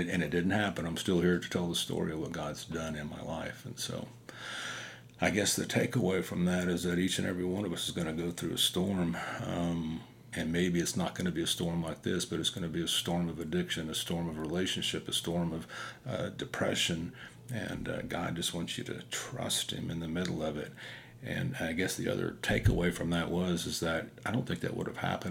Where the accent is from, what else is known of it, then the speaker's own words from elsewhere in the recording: Wyandotte County, Kansas, United States; I'm from Wyandotte County, so I'm a little bit slow